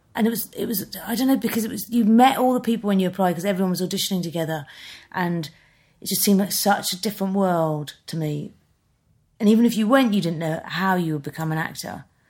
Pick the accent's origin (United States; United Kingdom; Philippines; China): United Kingdom; Birmingham, West Midlands; moved away as an adult; now in London, United Kingdom; I grew up in Birmingham